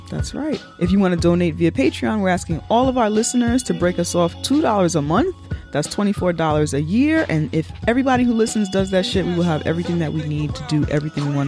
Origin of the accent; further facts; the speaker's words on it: Brooklyn, New York, United States; also born or lived in Colombia; I was born in Colombia and brought to the and brought to the States as a baby and was raised in Brooklyn by a liberal Park Slope white family. And I don't speak Spanish.